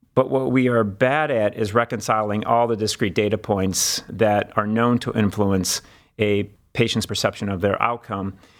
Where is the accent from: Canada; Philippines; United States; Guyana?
United States; Cleveland, Ohio; also born or lived in Washington, D.C. / Los Angeles / Memphis; I'm actually from Cleveland